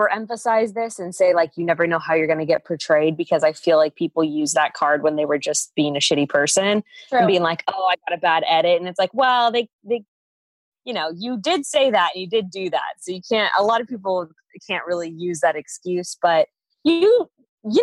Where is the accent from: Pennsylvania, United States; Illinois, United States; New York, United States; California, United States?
California, United States; Fresno; I come from a fairly small town. Actually, it's not that small, but it's like a small community. I'm from Fresno.